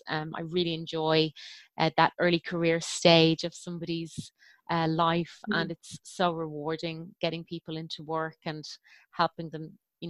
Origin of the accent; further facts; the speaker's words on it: Ireland; now in Birmingham, United Kingdom; I'm originally from Ireland, but I'm based in Birmingham